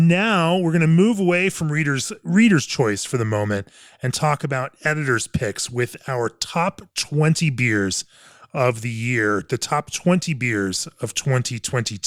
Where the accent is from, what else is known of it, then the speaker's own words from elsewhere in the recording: Fort Collins, Colorado, United States; my hometown in Fort Collins, Colorado.